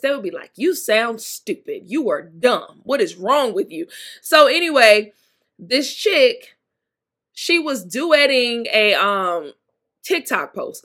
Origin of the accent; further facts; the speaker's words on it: Mississippi, United States; I'm from Mississippi. Mississippi